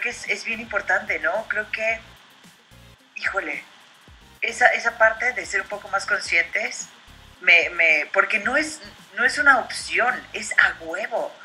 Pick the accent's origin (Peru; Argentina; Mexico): Mexico